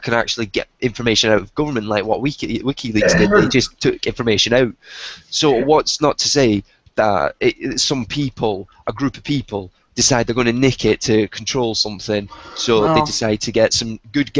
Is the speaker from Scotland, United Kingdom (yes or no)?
yes; Scotland, United Kingdom; I'm from Scotland